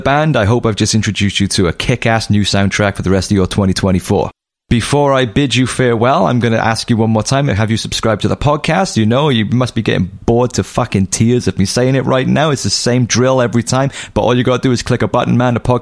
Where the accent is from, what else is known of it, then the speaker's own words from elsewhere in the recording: Cardiff, Wales, United Kingdom; Cardiff, that's my hometown.